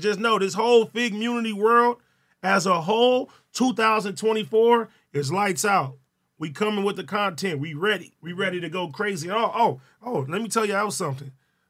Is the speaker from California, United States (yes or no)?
yes; Compton, California, United States; Compton, man.